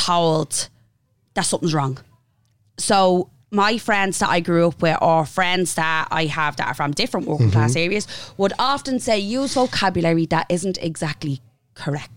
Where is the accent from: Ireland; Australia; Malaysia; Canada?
Ireland; Dublin, Leinster; I grew up in Finglas.